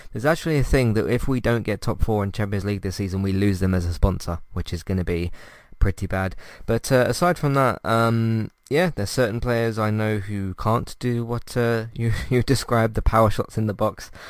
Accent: United Kingdom; us British people

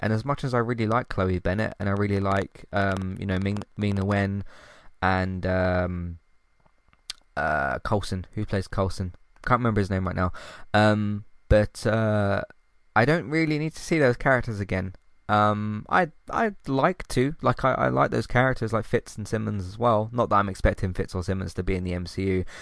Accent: United Kingdom; can't pronounce my T's, I'm British

